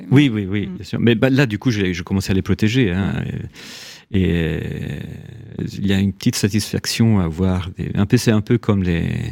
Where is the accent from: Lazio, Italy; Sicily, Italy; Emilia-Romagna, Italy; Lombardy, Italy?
Lazio, Italy; Rome; French is a second language; now in France; quand j'étais gamin à Rome